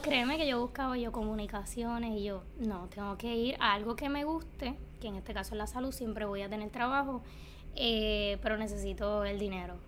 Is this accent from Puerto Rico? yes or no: yes; Cayey, Puerto Rico; nacida y criada en Calle